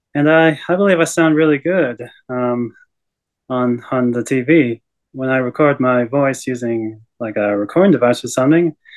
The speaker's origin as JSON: {"language": "English", "country": "Australia", "tie": "born or raised there", "also_born_or_lived": "Canada", "said": "I am Canadian born, but oh. my parents took me to oh. Australia when I was a young age. And yeah, I basically grew up there and got my education there."}